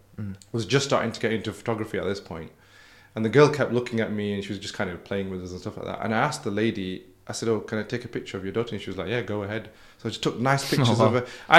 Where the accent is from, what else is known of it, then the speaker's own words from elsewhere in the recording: United Kingdom; with my experience growing up in Britain